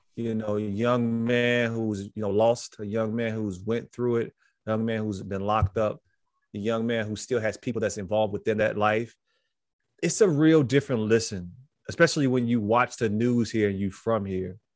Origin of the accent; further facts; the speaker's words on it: Chicago, Illinois, United States; I was born in Chicago